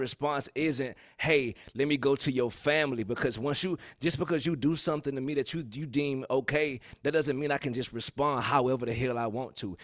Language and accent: English; rural Georgia, United States; I'm from the country, country, country